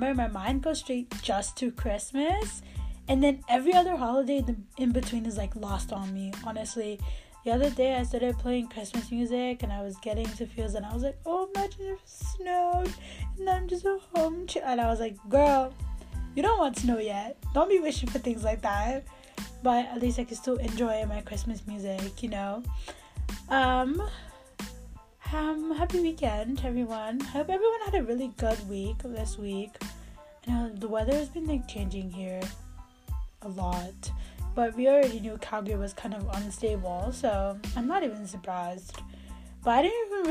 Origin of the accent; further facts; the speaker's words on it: Nigeria; moved away; I am a Nigerian to the core. I mean, even here, I still follow all the news of what's going on in Nigeria because it is my country